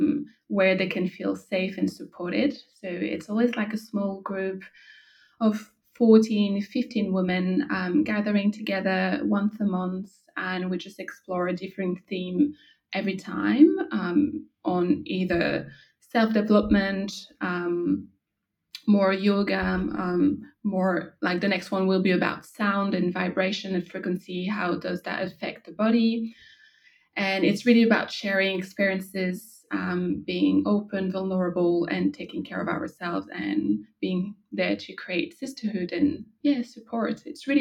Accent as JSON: {"language": "English", "country": "France", "moved": "yes", "lives_now": "Australia", "said": "So I'm originally from France, but I moved to Australia 5 years ago"}